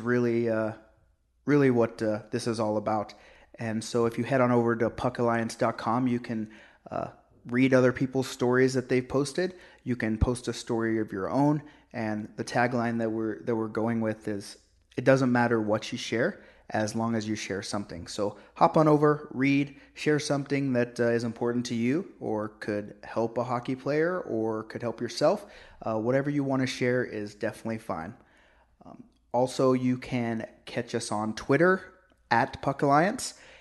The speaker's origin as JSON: {"language": "English", "region": "Oklahoma", "country": "United States", "tie": "born or raised there", "moved": "yes", "lives_now": "Canada", "said": "I grew up in Oklahoma"}